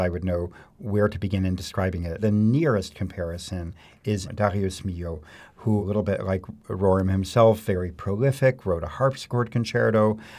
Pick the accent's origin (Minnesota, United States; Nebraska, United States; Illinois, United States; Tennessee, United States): Illinois, United States; Mount Prospect; moved away as an adult; also born or lived in Baltimore / New York / Paris; I grew up in the Chicago suburbs in Mount Prospect